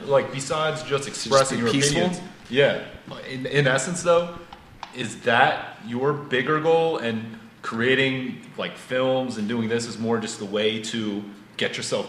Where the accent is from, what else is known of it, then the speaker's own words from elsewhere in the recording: Pennsylvania, United States; Because some kid growing up in Pennsylvania, I see movies taking place in New York City, in Hong Kong, a James Bond movie, traveling the world.